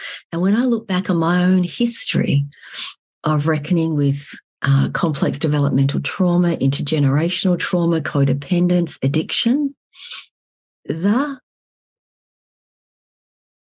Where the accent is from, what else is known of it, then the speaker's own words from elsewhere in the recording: Australia; moved away as an adult; also born or lived in Vietnam; now in Fairbanks, United States; I was born in Vietnam. I was raised in Australia. And these days I live in Fairbanks, Alaska